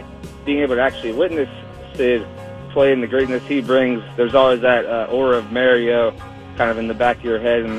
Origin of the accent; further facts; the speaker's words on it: Pittsburgh, Pennsylvania, United States; as a kid growing up in Pittsburgh